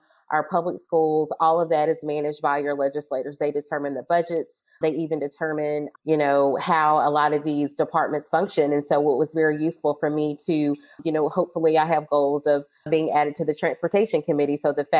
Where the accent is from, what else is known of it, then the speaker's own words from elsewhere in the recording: Greensboro, North Carolina, United States; also born or lived in Asheville, North Carolina / Durham, North Carolina; was born and raised in Greensboro, North Carolina